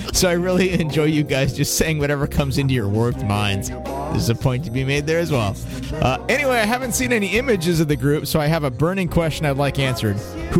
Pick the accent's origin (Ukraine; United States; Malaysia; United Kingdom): United Kingdom; I'm a Brit fag, and I had a quick perusal of the casual encounters